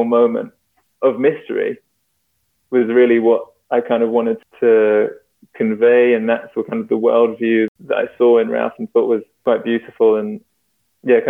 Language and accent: English; London, United Kingdom; I grew up in London